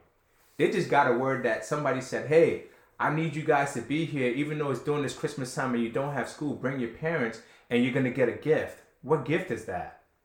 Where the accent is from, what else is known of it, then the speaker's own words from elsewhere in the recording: Ghana; born there; I was born in Ghana, Trev. Like, right, I was right. born there.